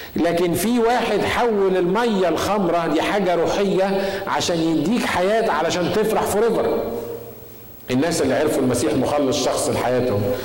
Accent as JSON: {"language": "Arabic", "country": "Egypt", "said": "بنقول بالمصري"}